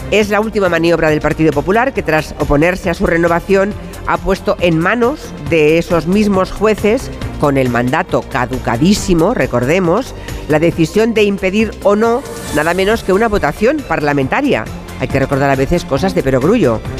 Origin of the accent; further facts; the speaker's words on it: San Mamés de Burgos, Castile and León, Spain; Yo vengo de San Mamés de Burgos, un pueblecito al lado de la ciudad.